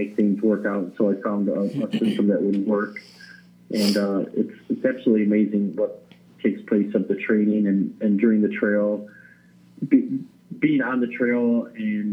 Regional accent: Addison, Illinois, United States; also born or lived in Alaska; I am originally from Addison, Illinois

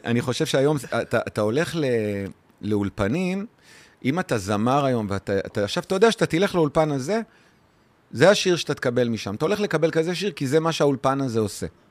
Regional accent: Ganei Tikva, Central District, Israel; now in Ramla, Israel; אני נולדתי בגני תקווה

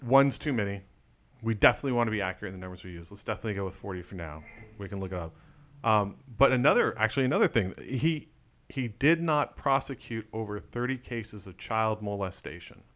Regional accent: Arizona, United States; moved away as an adult; I was born in Arizona

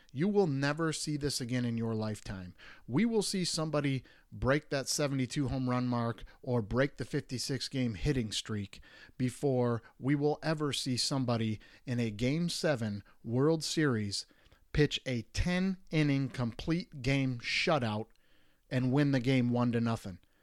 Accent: Detroit, Michigan, United States; I grew up in Detroit

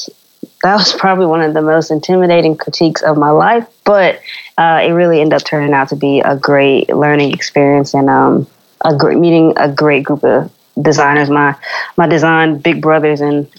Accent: Winston-Salem, North Carolina, United States; where I grew up in Winston-Salem, North Carolina.

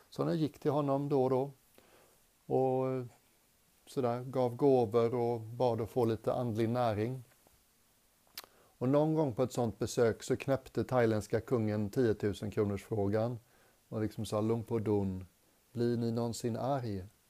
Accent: Sweden; moved away as an adult; also born or lived in England; som svensk

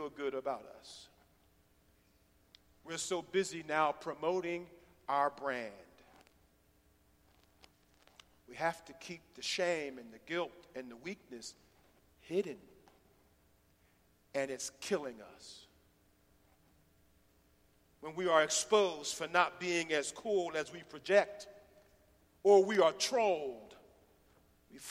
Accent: Philadelphia, Pennsylvania, United States; now in Chattanooga, United States; I'm from West Philly

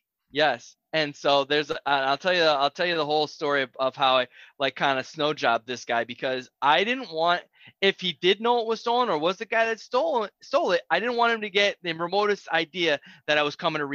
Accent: Nashville, Tennessee, United States; I told him I was coming from the other side of Cheatham County. I didn't tell him I was from Nashville.

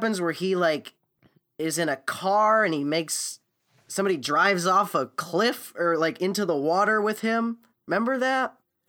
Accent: Naples, Florida, United States; I'm from Naples, Florida, where they filmed Gone Fishing, and a stunt boat flew through the air and killed somebody.

